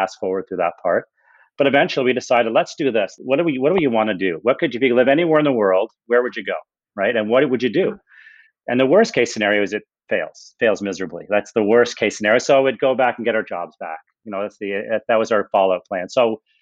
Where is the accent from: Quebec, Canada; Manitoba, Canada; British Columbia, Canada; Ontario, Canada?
Ontario, Canada; moved away as an adult; also born or lived in Toronto; we were both born and raised in Ontario